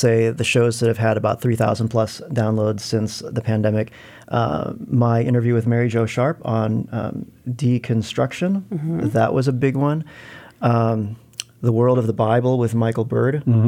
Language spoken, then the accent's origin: English; Philippines; moved away as an adult; also born or lived in California; now in United States; I moved to California as an adult to attend college, but I grew up in the Philippines